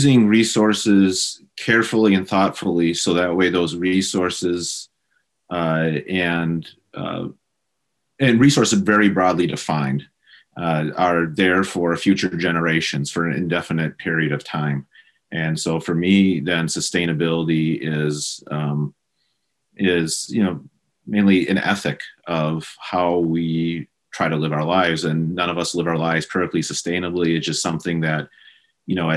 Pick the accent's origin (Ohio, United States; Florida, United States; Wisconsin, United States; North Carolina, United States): Wisconsin, United States; moved away; I grew up in Wisconsin. Probably the easiest way for podcast listeners to have a general sense of where I'm from is probably about 90 miles north and northwest of Chicago. And I grew up in a rural farming community